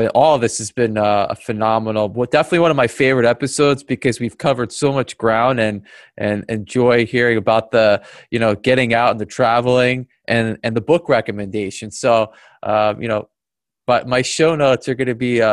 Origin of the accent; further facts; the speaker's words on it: East Coast, United States; moved away as an adult; now in Los Angeles, United States; I'm from the East Coast